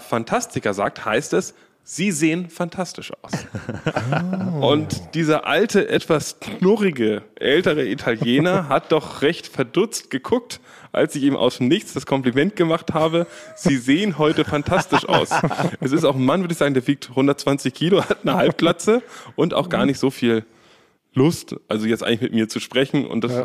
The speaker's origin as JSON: {"language": "German", "region": "Berlin", "country": "Germany", "said": "Wir sind ja aus Berlin"}